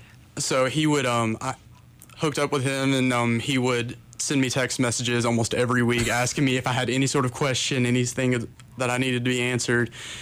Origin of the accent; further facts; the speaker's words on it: Paris, Kentucky, United States; moved away as an adult; now in Williamsburg, United States; I'm from Paris, Kentucky, up in Bourbon County, which, if you don't know where that is, just look at Lexington on the map. We're a little bit north of it.